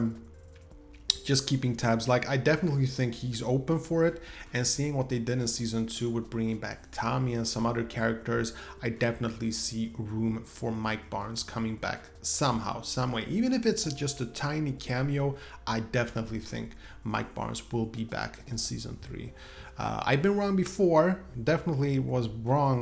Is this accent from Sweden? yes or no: yes; Sweden; English is a second language; I'm from Sweden after all.